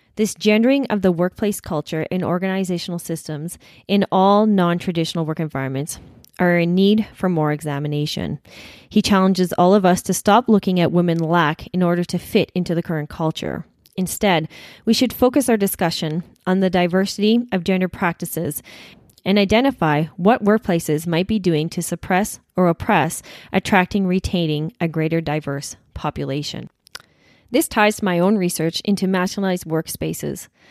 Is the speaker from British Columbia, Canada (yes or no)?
no; Saskatchewan, Canada; when we were growing up in Saskatchewan